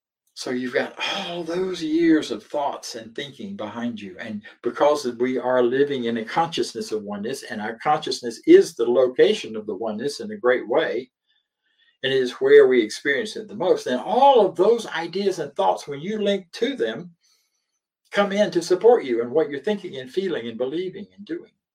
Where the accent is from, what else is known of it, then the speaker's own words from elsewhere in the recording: the South, Southern United States, United States; accent: Southern; moved away as an adult; also born or lived in Philadelphia / California / Denver, Colorado; And even though I'm a southerner, I've lived most of my adult life elsewhere